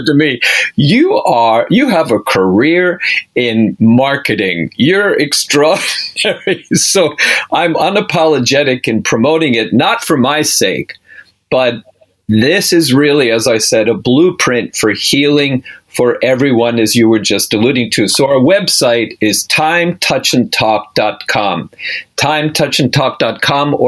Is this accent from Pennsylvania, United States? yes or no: yes; outside of Philadelphia, Pennsylvania, United States; I grew up outside of Philadelphia, Jewish family